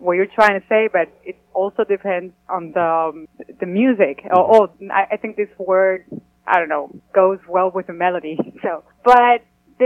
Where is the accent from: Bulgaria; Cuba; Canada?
Cuba; moved away as an adult; now in Nashville, United States; we come from Cuba